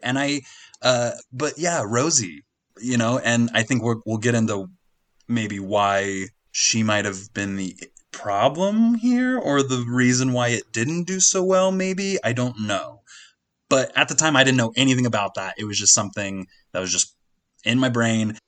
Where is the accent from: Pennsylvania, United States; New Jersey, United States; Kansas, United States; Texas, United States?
Kansas, United States; I'm from Kansas